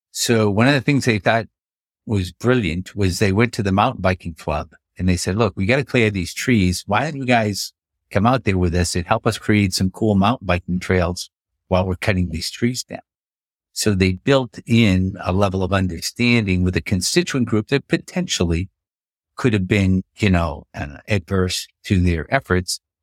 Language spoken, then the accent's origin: English; Boston, Massachusetts, United States; moved away as an adult; also born or lived in Colorado; I grew up just outside of Boston, Massachusetts